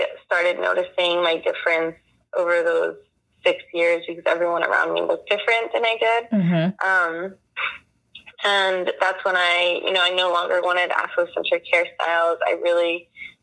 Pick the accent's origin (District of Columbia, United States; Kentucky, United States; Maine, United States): District of Columbia, United States; Washington; I was born and raised here in Washington, D.C.